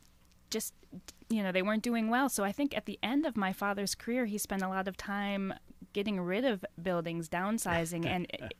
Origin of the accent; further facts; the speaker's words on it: Rochester, New York, United States; also born or lived in Buffalo, New York; now in Ohio, United States; I was born in Buffalo, New York, and raised in Rochester, New York.